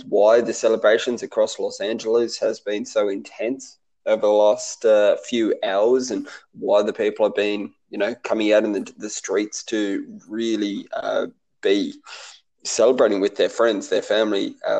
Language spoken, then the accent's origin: English; Australia; we as an Australian nation